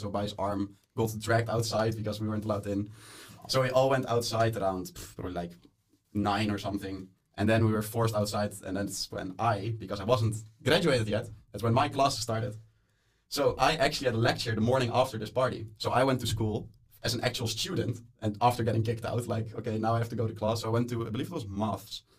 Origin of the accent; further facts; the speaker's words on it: Netherlands; moved away as an adult; now in Molde, Norway; I am from the Netherlands. I am here just for one semester as an Erasmus student